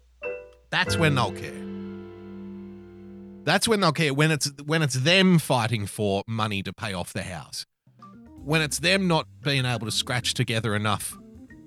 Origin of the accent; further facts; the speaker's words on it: Sydney, New South Wales, Australia; So I'm from Western Sydney